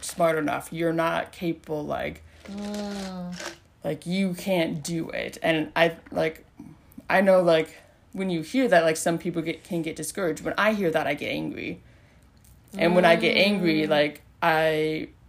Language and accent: English; South Dakota, United States; moved away; I'm from South Dakota